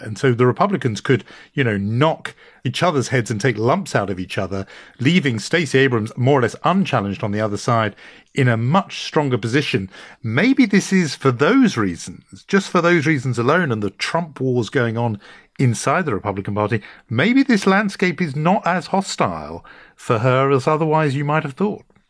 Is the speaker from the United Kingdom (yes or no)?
yes; United Kingdom; accent: British; my British accent